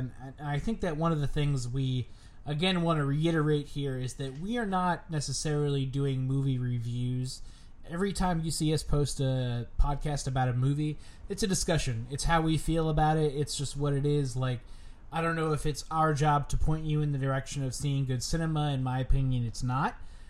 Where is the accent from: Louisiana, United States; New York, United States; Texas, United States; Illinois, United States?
New York, United States; when we're kids growing up in New York, like, we didn't get to appreciate what September was like.